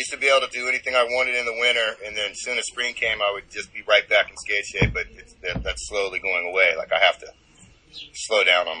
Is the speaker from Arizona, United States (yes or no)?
no; Ohio, United States; born there; also born or lived in Germany / Austria / England / Louisiana; I was just born in Ohio.